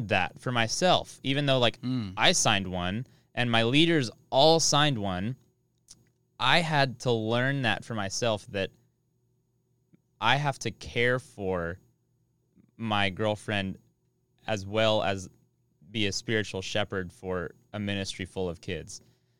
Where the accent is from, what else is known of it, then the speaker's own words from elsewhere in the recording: Oklahoma, United States; Sorry, I'm from Oklahoma. I can't. It's in my blood.